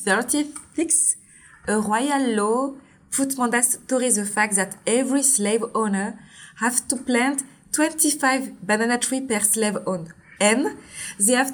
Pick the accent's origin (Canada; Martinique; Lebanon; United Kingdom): Martinique; accent: French; English is a second language; moved away as an adult; also born or lived in Djibouti / Paris, France; I was born in Djibouti in East Africa. And then I grew up until my 8 years old. And I come back in Martinique. And also I grew up in all my teenager in Martinique